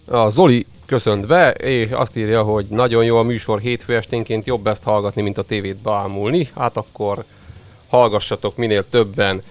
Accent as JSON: {"language": "Hungarian", "region": "Kunság", "country": "Hungary", "said": "én is kunsági gyerek vagyok"}